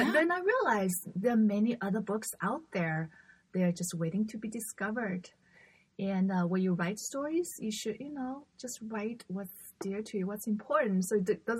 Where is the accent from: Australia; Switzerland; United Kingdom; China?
China; English is a second language; moved away as an adult; also born or lived in Florida, United States; now in United States; I was uprooted from China. I never saw an airplane up close until I got on one